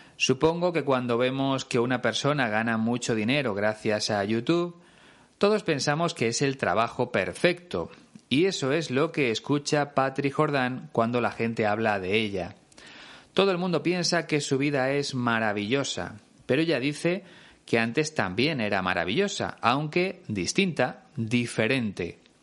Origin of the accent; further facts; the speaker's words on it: Spain; Es una expresión que se usa mucho en mi país